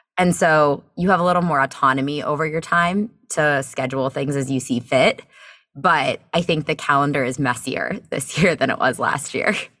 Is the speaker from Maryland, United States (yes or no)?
yes; Bethesda, Maryland, United States; moved away as an adult; also born or lived in Chicago; now in Charlottesville, United States; I'm from the Bethesda, Maryland area